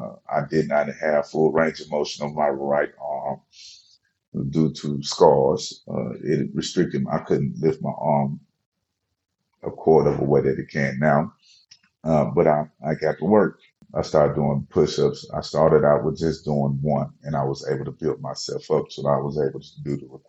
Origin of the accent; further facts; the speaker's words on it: Memphis, Tennessee, United States; I'm from Memphis